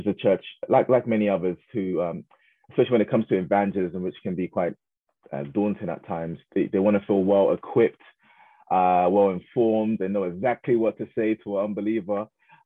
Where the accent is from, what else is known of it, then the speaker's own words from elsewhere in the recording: Croydon, London, United Kingdom; I was raised in Croydon most of my life in a place called Thornton Heath